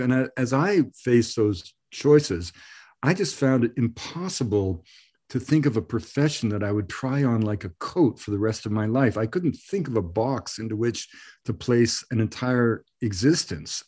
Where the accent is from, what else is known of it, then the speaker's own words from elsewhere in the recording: Canada; also born or lived in Ireland; I grew up of, you, you know, in, in Canada